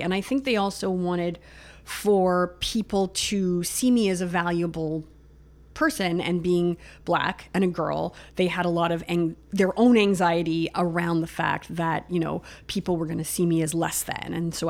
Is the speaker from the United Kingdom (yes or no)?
no; Pickering, Ontario, Canada; So I grew up just outside of Toronto. So I grew up in a suburb, Ajax, Pickering, that area.